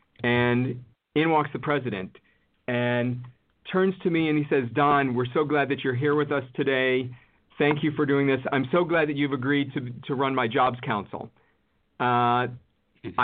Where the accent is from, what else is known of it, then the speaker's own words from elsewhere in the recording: Cleveland, Ohio, United States; my hometown of Cleveland